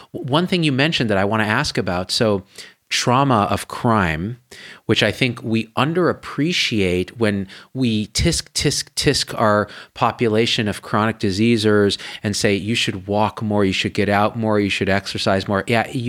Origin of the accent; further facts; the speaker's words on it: India; And only partly because we're Indian only, okay?